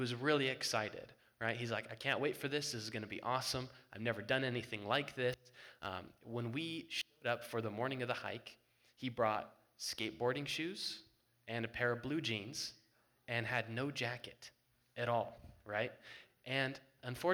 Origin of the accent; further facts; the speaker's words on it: Colorado, United States; We're from Colorado